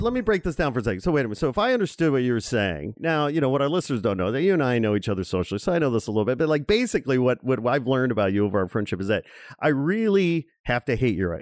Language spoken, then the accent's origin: English; Chicago, Illinois, United States; moved away as an adult; now in Los Angeles, United States; I'm born and raised in uh, in and around the flyover city of Chicago.